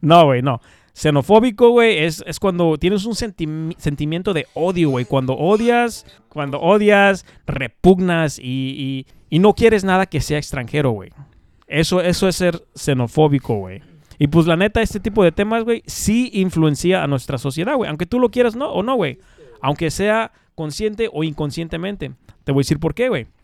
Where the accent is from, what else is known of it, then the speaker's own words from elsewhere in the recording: Mexico; now in United States; somos mexicanos